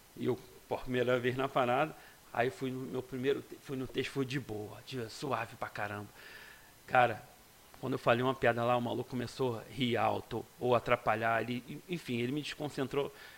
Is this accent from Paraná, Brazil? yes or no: no; Magé, Rio de Janeiro, Brazil; sou de Magé mesmo, né? Nascido e criado